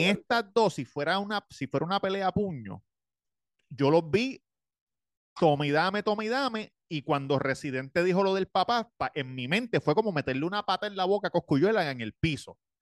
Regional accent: Puerto Rico; siendo boricua tenemos reggaetón en la sangre, nos criamos con eso desde chiquito

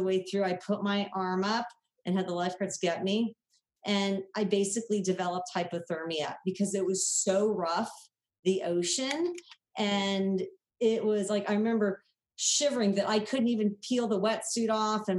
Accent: Southern California, United States; growing up in Southern California, I never swam in the ocean.

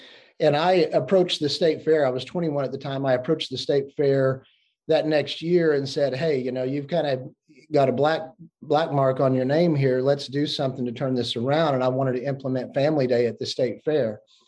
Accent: Oklahoma, United States; I was born and raised in Oklahoma.

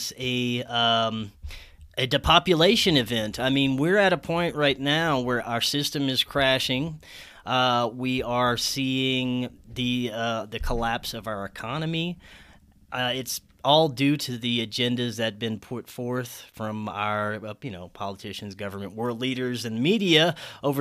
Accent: Southern Louisiana, United States; moved away as an adult; also born or lived in Florida; Jason and I grew up in the same hometown

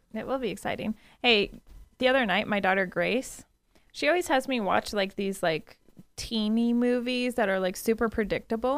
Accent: United States; We're Americans

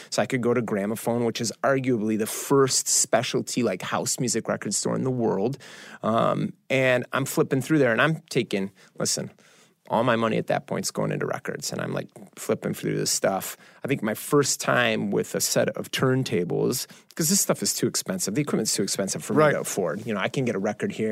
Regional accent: Chicago, Illinois, United States; I, I think, look, I, I'm growing up in Chicago.

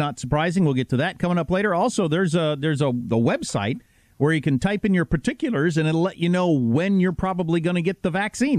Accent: United States; I'm a little wounded as an American

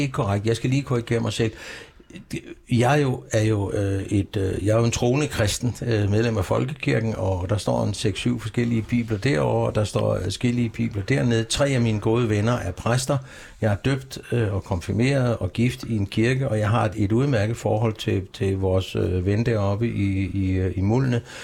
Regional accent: Copenhagen, Capital Region of Denmark, Denmark; also born or lived in Aarhus; Jeg er opvokset på Vesterbro i København. Jeg er virkelig Vesterbro, da jeg kom til byen, da, da, da jeg var seks år

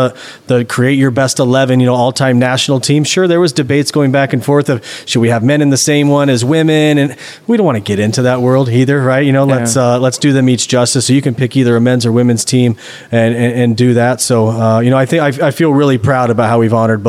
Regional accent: Nebraska, United States; moved away as an adult; I'm from Nebraska, played in high school, college

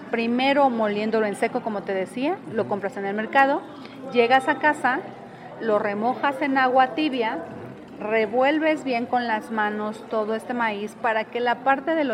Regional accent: Tlaxiaco, Oaxaca, Mexico; de Tlaxiaco, Oaxaca, la Mixteca Alta.

